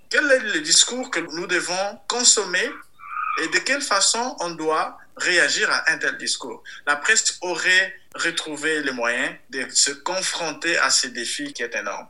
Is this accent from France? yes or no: no; DR Congo; je viens du Kassai, dans la même région du président.